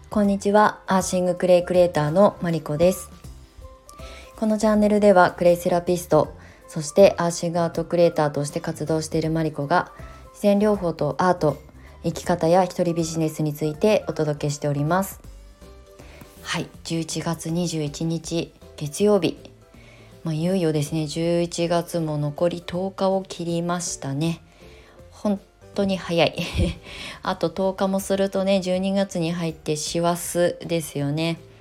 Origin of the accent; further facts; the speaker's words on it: Kasama, Ibaraki, Japan; moved away as an adult; 茨城県笠間市内で、まあ、両親が新たに建てるあの隠居あの私が生まれ育った実家はすごく山奥なんですけど